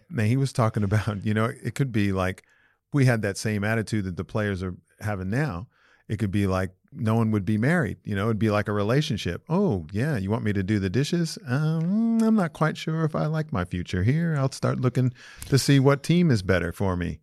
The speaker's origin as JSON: {"language": "English", "town": "Los Angeles", "region": "California", "country": "United States", "tie": "born or raised there", "said": "I grew up in Los Angeles."}